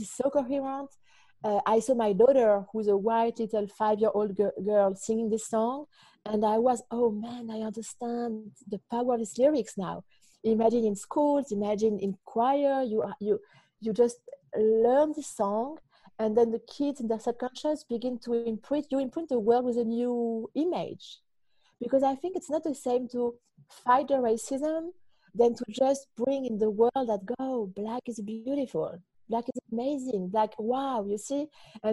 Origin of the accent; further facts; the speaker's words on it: France; English is a second language; now in Auckland; this is what I grew up with in France